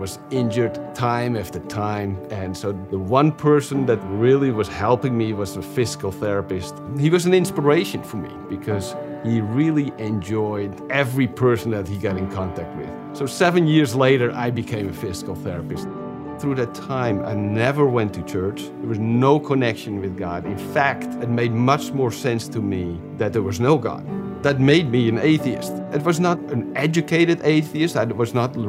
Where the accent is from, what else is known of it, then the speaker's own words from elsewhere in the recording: Amsterdam, North Holland, Netherlands; moved away; I was born in Amsterdam in the Netherlands in 1961.